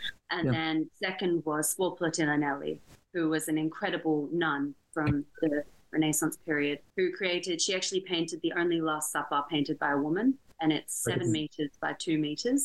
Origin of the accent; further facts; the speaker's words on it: near Byron Bay, New South Wales, Australia; moved away; I'm from a small town just near Byron Bay in Australia